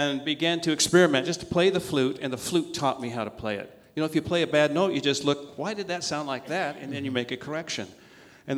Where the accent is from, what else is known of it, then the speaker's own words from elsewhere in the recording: Utah, United States; moved away; also born or lived in Idaho / Arizona; I was born in Idaho and raised in Utah and Arizona